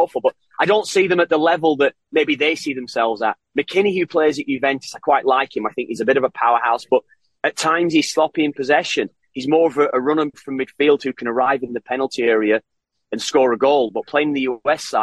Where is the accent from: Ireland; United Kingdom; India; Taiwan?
Ireland; now in Canada; I'm Irish.